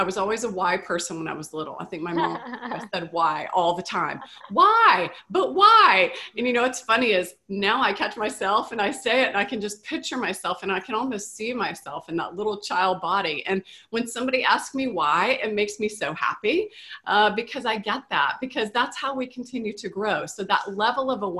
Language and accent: English; the South, United States; moved away; also born or lived in California; Growing up in the South